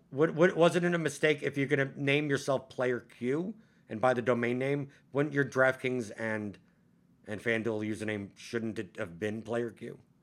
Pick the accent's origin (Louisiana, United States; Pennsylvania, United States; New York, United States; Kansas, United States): New York, United States; New York City; moved away as an adult; I grew up in Brooklyn